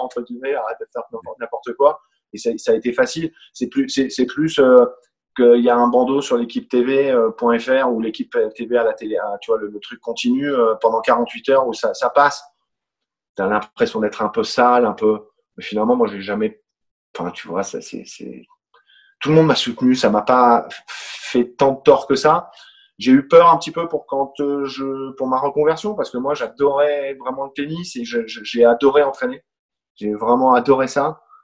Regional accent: France; je suis français

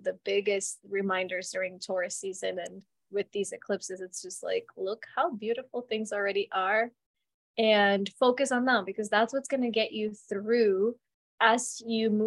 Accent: Colombia; moved away; I was born in Colombia, so my family has very different way of looking at relationships.

